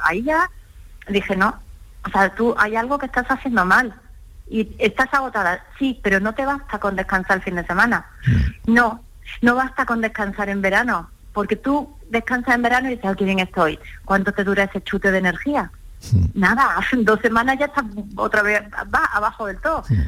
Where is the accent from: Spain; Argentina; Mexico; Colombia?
Spain; Málaga, Andalusia; moved away as an adult; now in Madrid, Spain; me siento malagueña por los cuatro costados porque Málaga es mi tierra